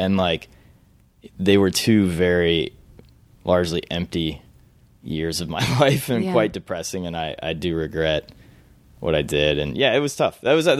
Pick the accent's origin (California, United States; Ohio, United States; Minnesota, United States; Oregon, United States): Ohio, United States; Cleveland; also born or lived in Marietta, Georgia / Louisville, Kentucky; So I was born in Cleveland, Ohio. I lived there for 7 years. I moved to Marietta, Georgia, outside of Roswell, for 5 years. Moved to Louisville, Kentucky for 4 years.